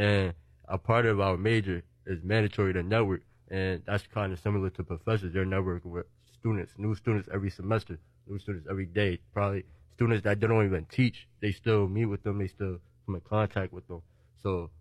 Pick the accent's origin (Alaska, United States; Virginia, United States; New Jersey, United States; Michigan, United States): New Jersey, United States; Newark; I'm from Newark.